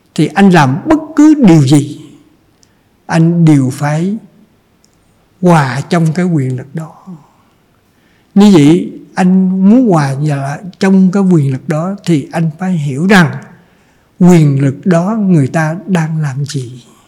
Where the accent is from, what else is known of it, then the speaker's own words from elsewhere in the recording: Trần Văn Thời, Cà Mau, Vietnam; now in Ho Chi Minh City, Vietnam; quê hương tôi là ở trần văn thời